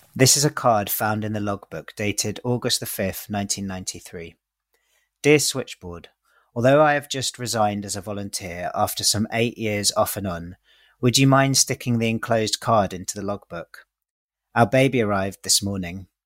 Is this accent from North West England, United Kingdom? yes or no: no; London, United Kingdom; I'm 37 years old. I'm from East London